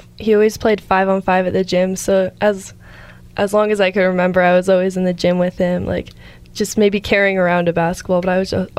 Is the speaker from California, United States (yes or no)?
yes; Truckee, California, United States; I was born in Truckee